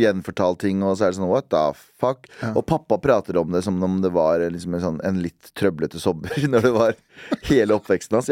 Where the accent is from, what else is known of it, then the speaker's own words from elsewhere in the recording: Duhok, Kurdistan Region, Iraq; now in Norway; min hjemby, som heter Duhok